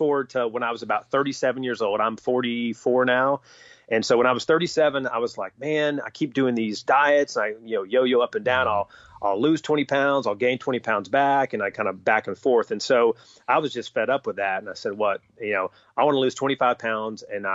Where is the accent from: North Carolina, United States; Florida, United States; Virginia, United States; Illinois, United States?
North Carolina, United States; I grew up in North Carolina, and so basketball was king.